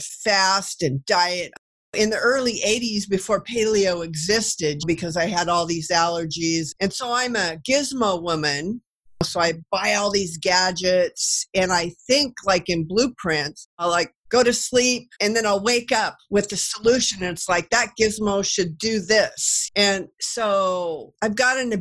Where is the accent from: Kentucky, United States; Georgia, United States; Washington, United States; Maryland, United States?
Washington, United States; Kennewick; also born or lived in Florida / California / Kansas / Texas; I'm from Kennewick, which is by the Hanford Reservation where they did the Manhattan Project, built the bomb. And so everything around here is about nuclear